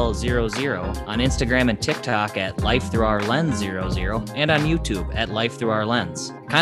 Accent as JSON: {"language": "English", "region": "Minnesota", "country": "United States", "tie": "born or raised there", "moved": "as an adult", "lives_now": "St. Louis, United States", "said": "I currently live in St. Louis with my wife, and I'm a kid short of having a true dad bod, but I grew up in Minnesota with Sarge."}